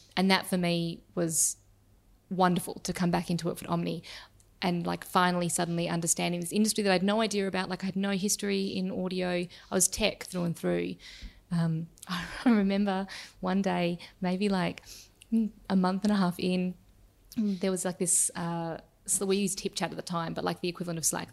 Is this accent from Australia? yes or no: yes; Perth, Western Australia, Australia; now in Melbourne, Australia; I grew up in Perth in Western Australia